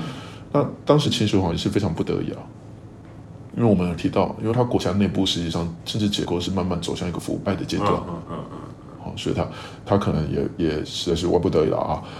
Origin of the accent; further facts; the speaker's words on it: Kaohsiung, Taiwan; 做好我们高雄人啊，不要有这种这种思维啊